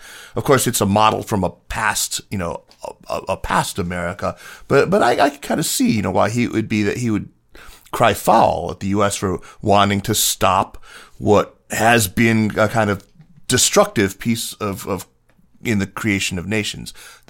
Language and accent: English; Tucson, Arizona, United States; Tucson's the better city. I grew up in Tucson.